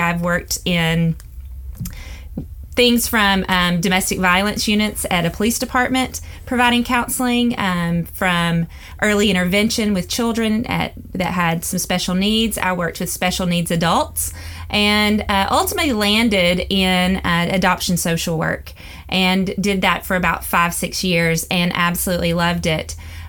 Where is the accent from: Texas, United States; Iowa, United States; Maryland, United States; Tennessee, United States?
Tennessee, United States; also born or lived in Mississippi; Well, it's pretty plain to hear that I am from the South. And so I was born and raised in, born in Mississippi, raised in Tennessee, to amazing parents, and just had a great childhood.